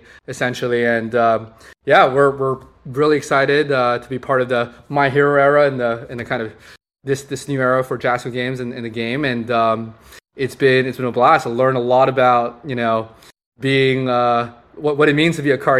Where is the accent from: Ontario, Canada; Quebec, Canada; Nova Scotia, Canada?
Quebec, Canada; Montreal; I grew up in Montreal, up in Canada